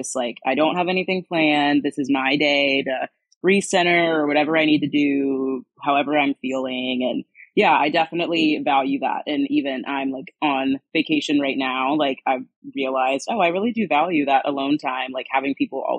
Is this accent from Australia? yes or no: no; North Carolina, United States; moved away as an adult; also born or lived in Cayman Islands; now in Los Angeles, United States; I'm from the East Coast originally, North Carolina primarily